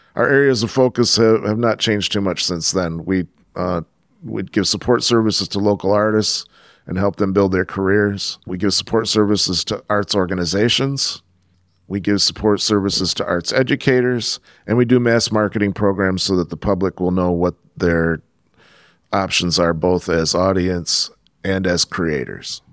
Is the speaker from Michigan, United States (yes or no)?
yes; Flint, Michigan, United States; also born or lived in Clio, Michigan / Ann Arbor, Michigan; I grew up in the Flint area. I lived in the countryside for a while outside of Clio, Michigan